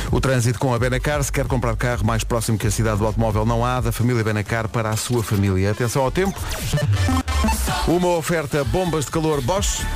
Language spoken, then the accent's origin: Portuguese; Lisbon, Portugal; somos de Lisboa